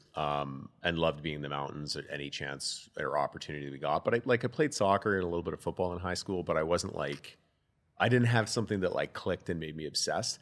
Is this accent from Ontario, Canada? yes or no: no; Calgary, Alberta, Canada; I'm a born and raised Calgarian